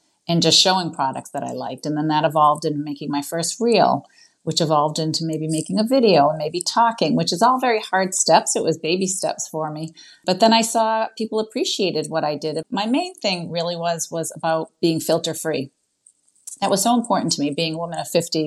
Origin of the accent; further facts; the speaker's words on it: western Massachusetts, United States; I'm from Massachusetts, on the western part of Massachusetts, out of Boston.